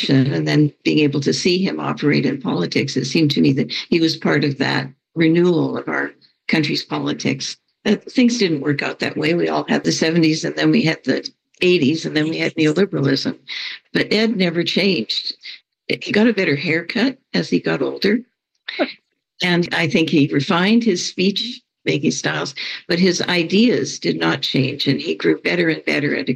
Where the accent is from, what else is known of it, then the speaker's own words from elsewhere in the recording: Alberta, Canada; I grew up in Alberta, in definitely the most conservative province in Canada, just north of Montana